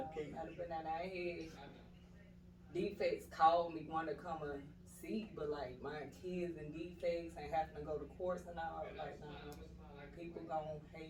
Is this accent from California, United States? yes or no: no; Chicago, Illinois, United States; I'm from Chicago. Windy City, Chi-Town